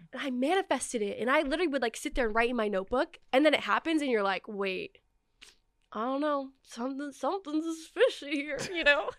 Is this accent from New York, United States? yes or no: no; Oregon, United States; moved away; I didn't grow up here. I grew up in Oregon